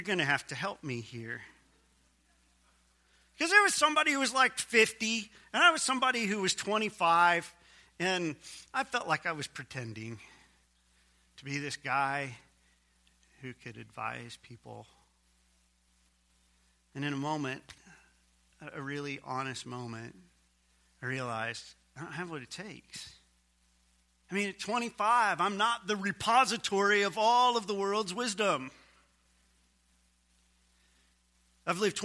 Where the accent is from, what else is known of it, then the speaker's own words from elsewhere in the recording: Missouri, United States; my home state, Missouri